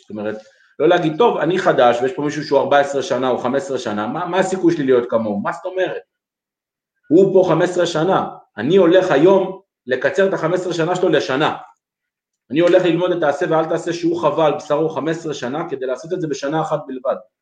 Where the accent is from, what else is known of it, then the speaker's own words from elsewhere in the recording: Lod, Central District, Israel; נולדנו והתחנכנו בעיר לוד